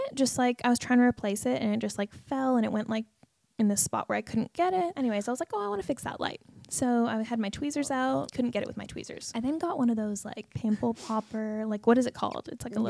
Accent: Canada; now in Australia; growing up in Canada

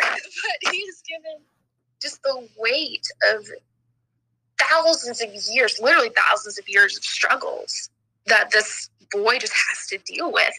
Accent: the South, United States; I'm from the South, where if anyone talks about New York, it's either the city or it doesn't exist

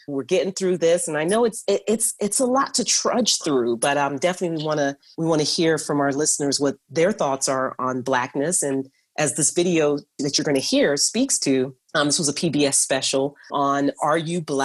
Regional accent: Kingston, Jamaica; moved away; I was born and raised in Kingston, Jamaica.

